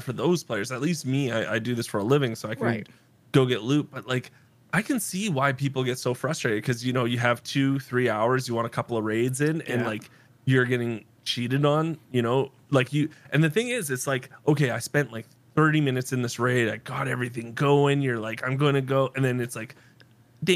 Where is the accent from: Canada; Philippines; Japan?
Canada; East Coast; moved away; I'm from the East Coast and I moved to the West Coast